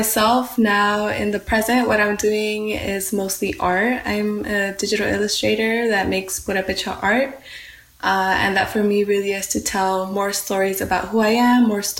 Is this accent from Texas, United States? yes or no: no; Santa Ana, California, United States; growing up in Santa Ana, it's a very urban space